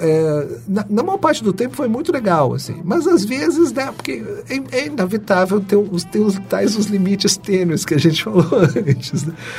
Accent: São Paulo, Brazil; eu nasci na periferia de São Paulo

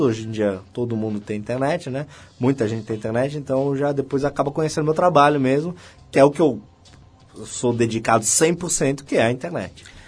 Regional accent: Santos, São Paulo, Brazil; eu sou de Santos

